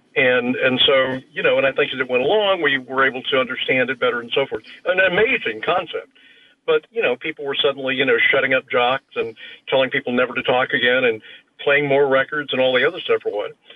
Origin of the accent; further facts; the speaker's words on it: Houston, Texas, United States; I grew up in Houston